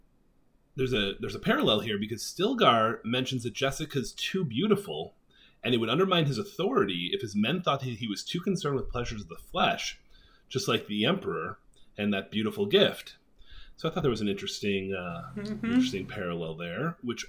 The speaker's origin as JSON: {"language": "English", "region": "Illinois", "country": "United States", "said": "I'm from Illinois"}